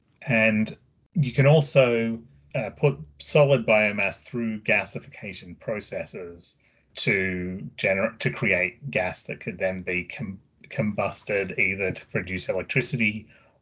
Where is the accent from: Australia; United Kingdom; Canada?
Australia; moved away as an adult; now in Oregon, United States; I do have an accent. I'm originally from Australia, but I've lived here in Oregon for 12 years now